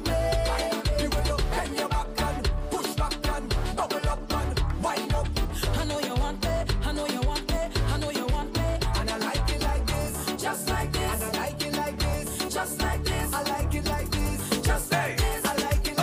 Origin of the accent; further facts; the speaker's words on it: Rhode Island, United States; now in New York City, United States; I live in New York City. I am from Rhode Island